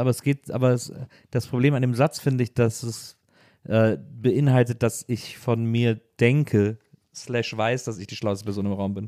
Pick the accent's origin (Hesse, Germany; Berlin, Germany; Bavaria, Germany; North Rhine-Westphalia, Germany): North Rhine-Westphalia, Germany; Wesseling; bei uns in Wesseling mal Abi-Gag war am Gymnasium